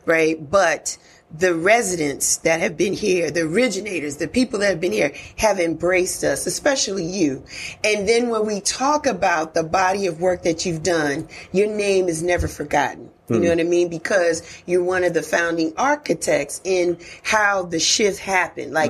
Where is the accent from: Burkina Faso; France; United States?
United States; New York; now in Atlanta, United States; I'm from New York. I'm from the Bronx.